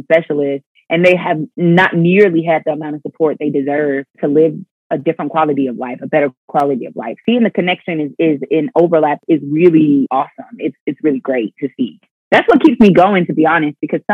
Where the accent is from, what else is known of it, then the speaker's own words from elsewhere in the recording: Pensacola, Florida, United States; moved away as an adult; I started to have a passion for my hometown